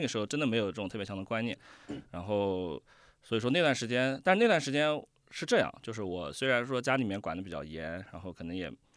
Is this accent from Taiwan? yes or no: no; Nanjing, Jiangsu, China; 我是从小就在南京生活，然后嗯。在南京长大的